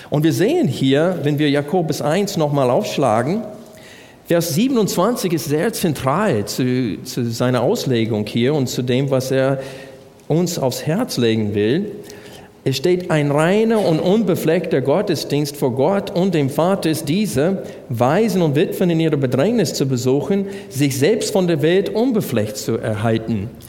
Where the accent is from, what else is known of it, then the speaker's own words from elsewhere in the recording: United States; German is a second language; ich als Amerikaner kann das Wort Brüder nicht in Einzahl sagen.